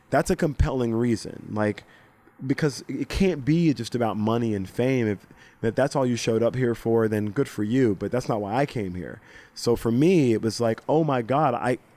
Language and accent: English; Mobile, Alabama, United States; also born or lived in Greenville, South Carolina / Tallahassee, Florida / Orangeburg, South Carolina; not from a wealthy Hollywood family. I'm not from the West Coast. I'm not from New York or Chicago. Uh-huh. I'm from Mobile, Alabama.